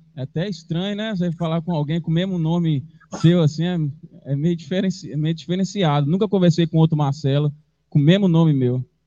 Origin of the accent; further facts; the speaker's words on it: São Paulo, Brazil; moved away; E eu sou de São Paulo, na verdade, eu cresci em São Paulo